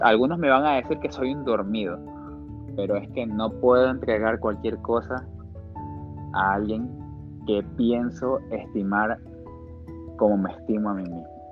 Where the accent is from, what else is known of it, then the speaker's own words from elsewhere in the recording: Guayaquil, Guayas, Ecuador; nosotros como guayaquileños